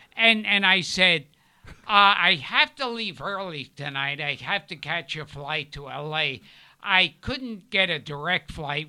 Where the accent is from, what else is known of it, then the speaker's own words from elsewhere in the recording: New York City, New York, United States; also born or lived in Manhattan; I grew up in Brooklyn.